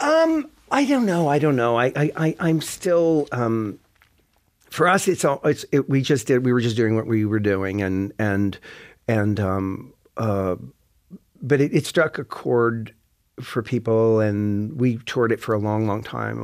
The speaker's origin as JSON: {"language": "English", "town": "Sydney", "region": "Nova Scotia", "country": "Canada", "also_born_or_lived": "Toronto", "said": "I'm from Cape Breton, and I'm, I'm living there a lot of the time"}